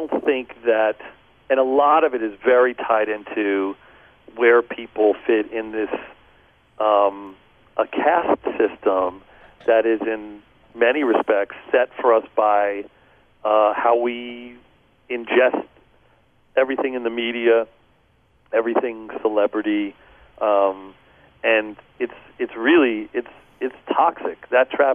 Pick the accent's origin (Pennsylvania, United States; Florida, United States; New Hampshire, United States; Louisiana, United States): Pennsylvania, United States; Philadelphia; moved away; I grew up outside of Philadelphia until I was about 8 years old